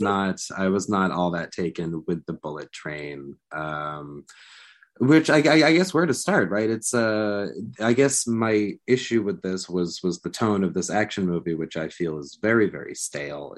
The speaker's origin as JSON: {"language": "English", "country": "United States", "said": "I'm here as an American speaking with, with British colleagues"}